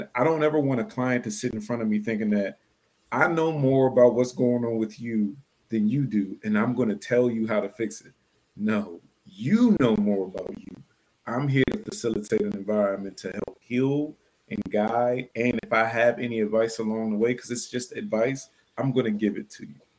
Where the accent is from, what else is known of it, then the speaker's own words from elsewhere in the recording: Washington, District of Columbia, United States; we grew up in Section 8 housing, poor, on food stamps in Washington, D.C.